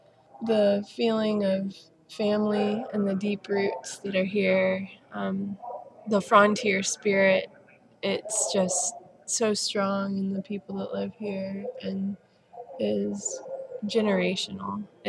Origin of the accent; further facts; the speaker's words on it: Georgia, United States; moved away as an adult; also born or lived in Austria; now in Kansas, United States; as a sixth generation Georgian, it was going to be hard for me to leave my family to come to Kansas.